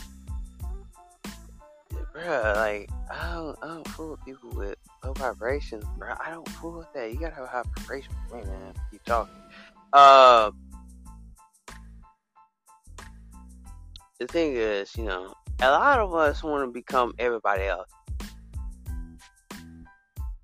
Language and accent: English; the South, United States